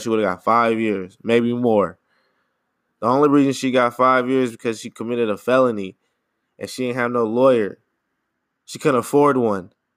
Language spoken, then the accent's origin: English; United States; I'm American, I'm from here